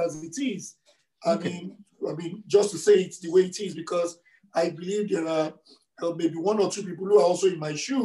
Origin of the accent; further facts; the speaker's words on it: Nigeria; moved away as an adult; also born or lived in Lagos; now in Edmonton, Canada; I grew up in Nigeria